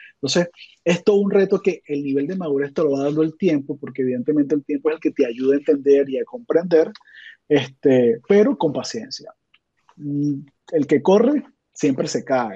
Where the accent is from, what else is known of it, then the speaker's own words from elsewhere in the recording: Venezuela; yo soy de Venezuela